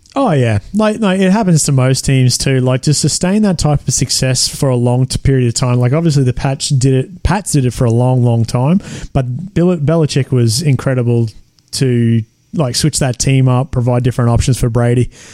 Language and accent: English; 45 minutes from Blackwater, Central Highlands, Queensland, Australia; this is 45 minutes away from my hometown